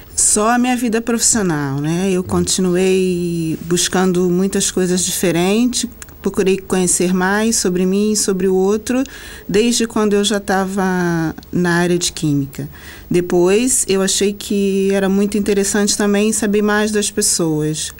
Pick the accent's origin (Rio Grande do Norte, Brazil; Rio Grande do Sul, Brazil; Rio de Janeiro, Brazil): Rio de Janeiro, Brazil; no Rio de Janeiro, de onde eu sou